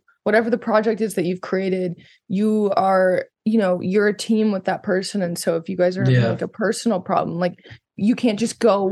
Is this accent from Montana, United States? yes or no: yes; Montana, United States; also born or lived in Los Angeles; I grew up in Montana mainly